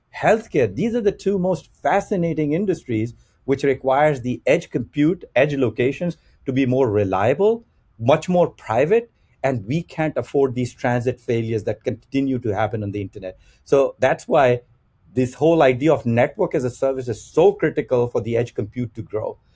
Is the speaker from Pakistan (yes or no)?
yes; Pakistan; moved away; I'm originally from Pakistan